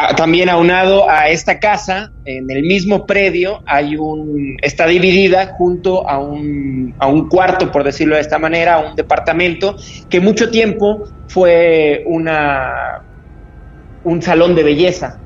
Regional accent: Tampico, Tamaulipas, Mexico; moved away as an adult; now in Mexico City, Mexico; Yo nací en la ciudad de Tampico, que es en el estado de Tamaulipas, en un estado al norte de este país

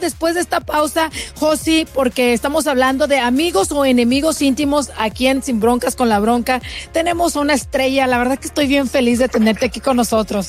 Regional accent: Chihuahua, Mexico; moved away as an adult; now in United States; yo soy de Chihuahua, yo crecí, lo poquito que crecí, lo crecí allá

